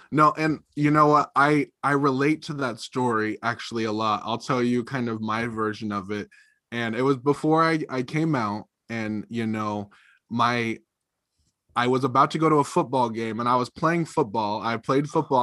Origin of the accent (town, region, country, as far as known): Drain, Oregon, United States; born or raised there; also born or lived in California; now in Eugene, United States